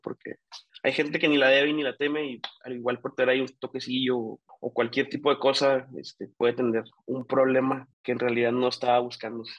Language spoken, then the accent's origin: Spanish; Chihuahua, Mexico; yo como, como norteño de, Chihuahua, pues desde el 2006